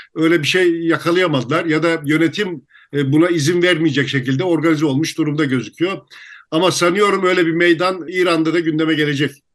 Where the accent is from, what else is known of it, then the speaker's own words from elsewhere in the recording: Turkey; Türküz İstanbul